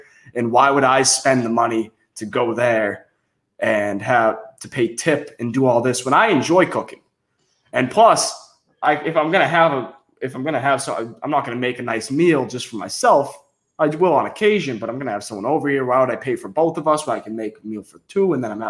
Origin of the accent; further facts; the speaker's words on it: Saugus, Massachusetts, United States; I'm from Saugus.